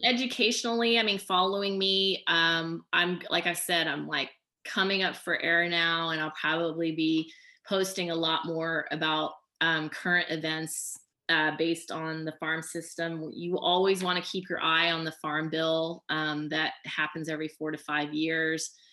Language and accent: English; Oklahoma, United States; moved away; I grew up in Oklahoma too